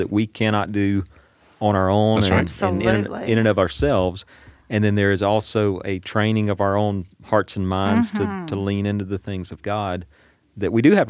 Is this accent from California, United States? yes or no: no; Washington Parish, Louisiana, United States; That's because I'm from Washington Parish.